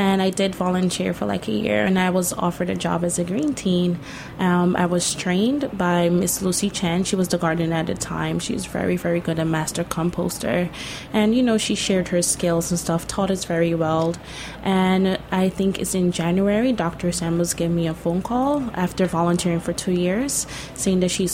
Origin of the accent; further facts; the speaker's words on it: Guyana; now in Brooklyn, United States; I am from Guyana. It's the only English-speaking country in South America.